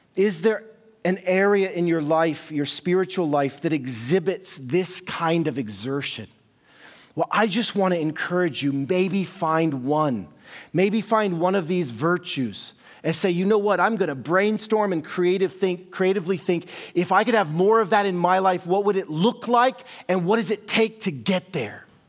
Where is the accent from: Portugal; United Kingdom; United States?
United States; Kansas City, Missouri; moved away; I was born and raised in Kansas City, Missouri